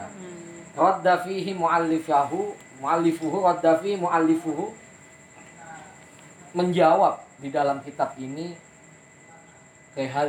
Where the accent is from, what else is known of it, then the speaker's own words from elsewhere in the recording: Jakarta, Indonesia; saya ini kan orang Jakarta udah sampai Jakarta